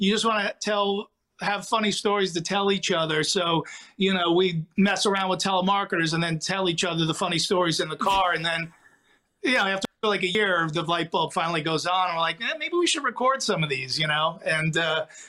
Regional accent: New Jersey, United States; I'm a goofball from New Jersey

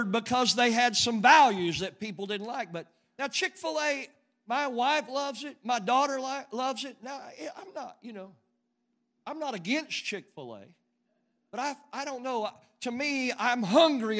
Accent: Western Oklahoma, United States; I grew up in Western Oklahoma

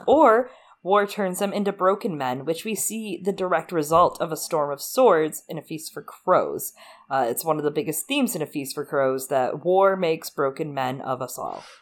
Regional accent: United States; I'm from America.

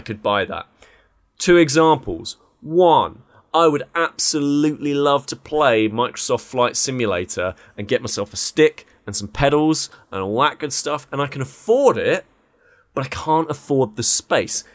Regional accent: United Kingdom; we're all from Blighty.

